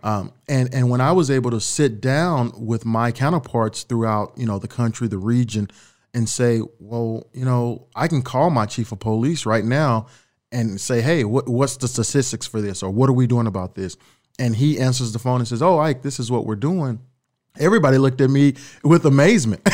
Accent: Dallas, Texas, United States; moved away as an adult; also born or lived in Austin, Texas / Orange City, Iowa; now in Sioux City, United States; I grew up in Dallas, Texas. uh, born and raised

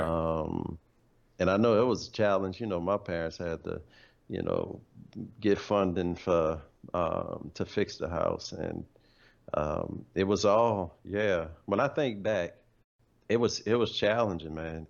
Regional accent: New Orleans, Louisiana, United States; moved away as an adult; also born or lived in Dallas; I'm here from New Orleans

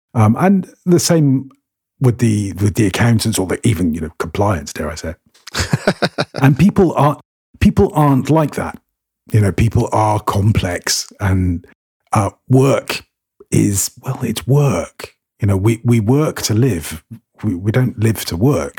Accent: United Kingdom; moved away as an adult; now in Cyprus; I'm British, um, by which I mean all of it. Um, I'm part Scots, part Irish, part Welsh, and part English

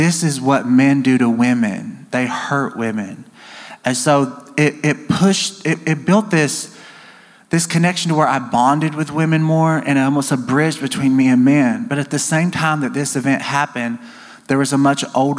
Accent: near Nashville, Tennessee, United States; moved away; also born or lived in Alabama / Georgia; I grew up near Nashville, Tennessee

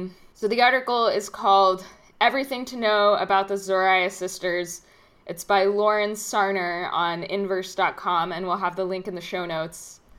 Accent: United States; growing up as an American

